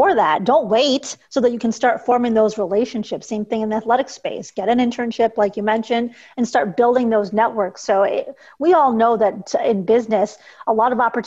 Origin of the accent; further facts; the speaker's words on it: Chicago, Illinois, United States; I'm from Chicago